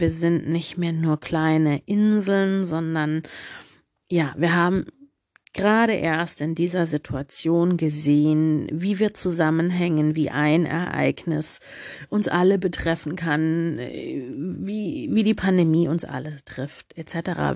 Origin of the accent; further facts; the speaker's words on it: Germany; als Deutsche